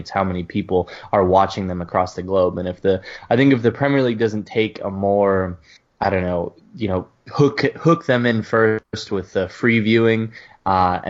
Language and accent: English; United States